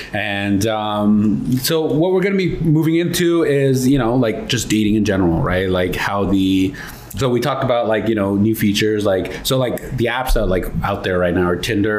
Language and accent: English; Mississauga, Ontario, Canada; I'm from Toronto, Mississauga.